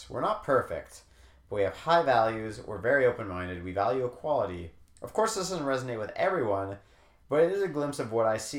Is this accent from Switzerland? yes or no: no; Canada; I'm Canadian